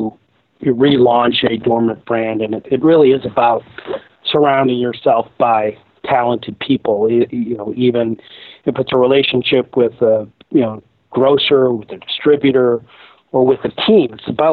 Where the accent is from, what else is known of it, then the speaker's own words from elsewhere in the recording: Boston, Massachusetts, United States; moved away; Originally, I'm from Boston.